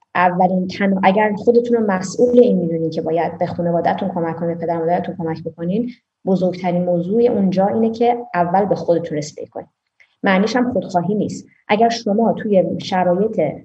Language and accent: Persian; Iran; moved away; تو ایرانی گفتم بله